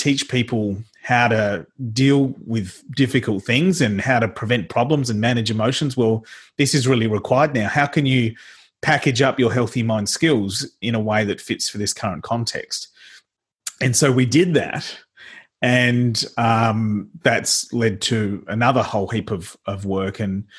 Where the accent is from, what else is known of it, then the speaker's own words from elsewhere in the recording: Adelaide, South Australia, Australia; I grew up in Adelaide in the eastern suburbs with my mum and dad and my two brothers.